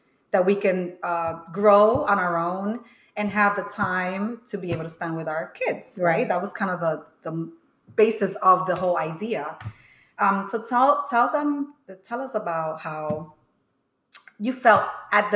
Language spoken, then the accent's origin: English; New York City, New York, United States; also born or lived in New Jersey; I'm from New York, raised in the Bronx.